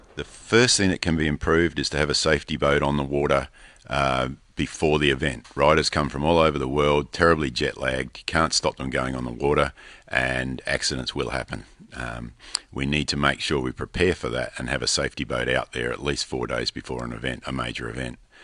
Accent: Australia; from Australia

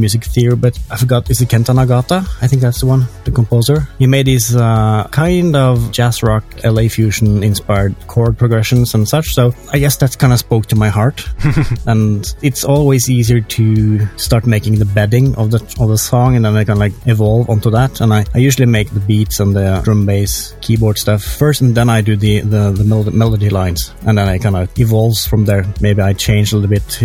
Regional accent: Norway; I grew up in Norway.

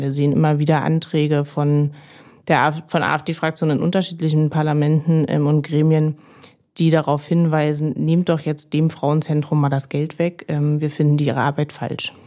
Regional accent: Berlin, Germany; Ich bin Marzahn-Hellersdorf aufgewachsen in Berlin

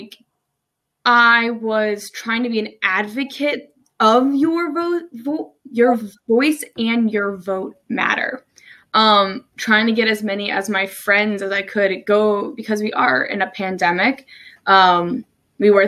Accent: New Jersey, United States; moved away as an adult; also born or lived in Maryland; now in Salisbury, United States; I'm originally from New Jersey. I moved to Maryland about almost 3 years ago now

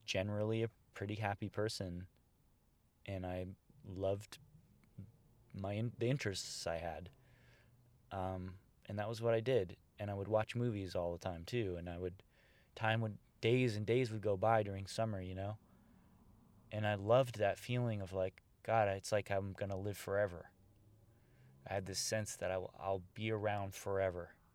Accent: Bay Area, California, United States; now in Los Angeles, United States; where I grew up in the Bay Area

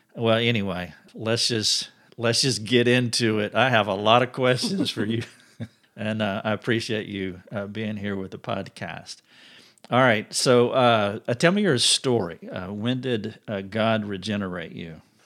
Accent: United States; I'm an American

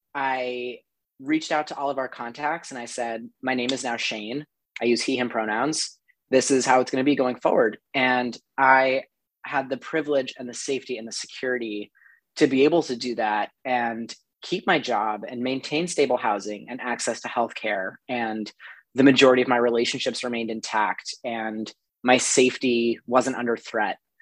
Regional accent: New Mexico, United States; now in Brooklyn, United States; I'm originally from New Mexico. Um, I played ice hockey all growing up.

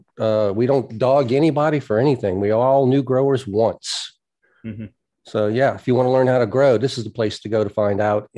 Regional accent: United States; I am actually American

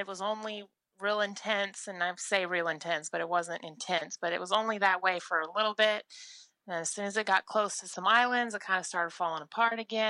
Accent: Oklahoma, United States; from Oklahoma

